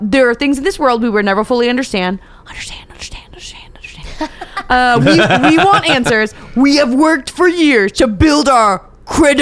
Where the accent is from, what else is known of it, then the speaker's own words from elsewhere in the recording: Long Beach, California, United States; I'm from Log Beach